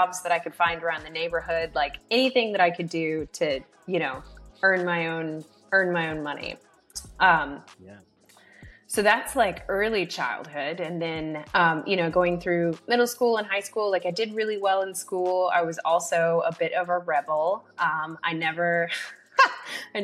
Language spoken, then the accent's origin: English; Atlanta, Georgia, United States; I grew up in Atlanta, Georgia